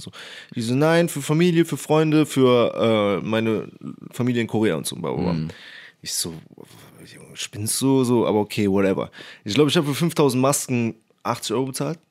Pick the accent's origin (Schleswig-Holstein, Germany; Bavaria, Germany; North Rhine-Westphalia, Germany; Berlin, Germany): North Rhine-Westphalia, Germany; Cologne; Ich komme übrigens aus Köln